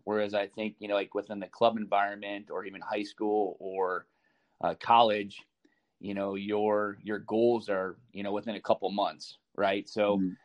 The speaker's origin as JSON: {"language": "English", "town": "Chicago", "region": "Illinois", "country": "United States", "tie": "born or raised there", "also_born_or_lived": "Columbus, Ohio", "moved": "yes", "lives_now": "Des Moines, United States", "said": "I grew up in Chicago."}